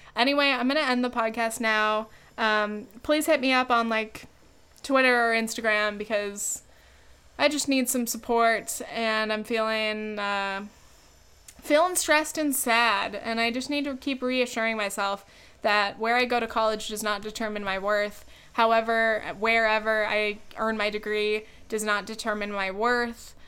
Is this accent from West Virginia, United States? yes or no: no; California, United States; moved away as an adult; now in New York, United States; I could go back to California, but I, if, I, I don't have any roots there. even though it's, like, my home state, more than anywhere else